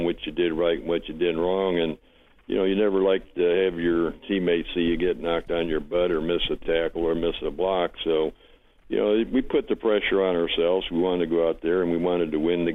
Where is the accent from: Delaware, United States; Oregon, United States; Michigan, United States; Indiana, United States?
Michigan, United States; Detroit; moved away as an adult; also born or lived in Dallas; I was raised in Detroit